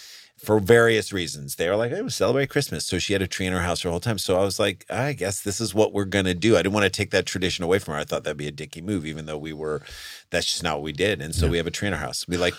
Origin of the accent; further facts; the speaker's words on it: St. Louis, Missouri, United States; We're from Missouri.